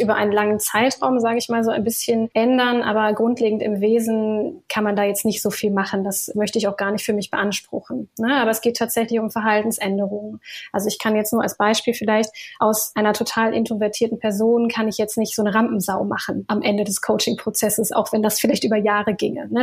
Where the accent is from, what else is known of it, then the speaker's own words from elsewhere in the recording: Ruhr area, North Rhine-Westphalia, Germany; also born or lived in Berlin; ich komme ursprünglich aus dem Ruhrgebiet